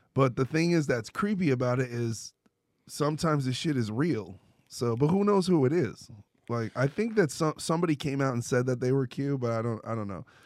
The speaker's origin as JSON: {"language": "English", "region": "New York", "country": "United States", "moved": "yes", "said": "I'm from New York"}